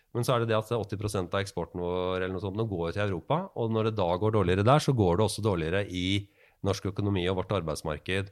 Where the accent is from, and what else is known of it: Norway